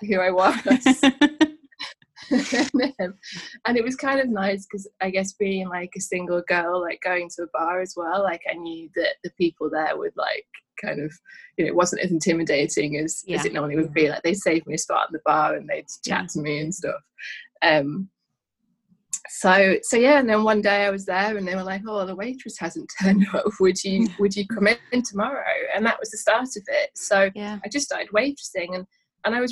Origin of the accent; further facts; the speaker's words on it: Manchester, North West England, United Kingdom; now in London, United Kingdom; I'm from Manchester originally, and moving down to London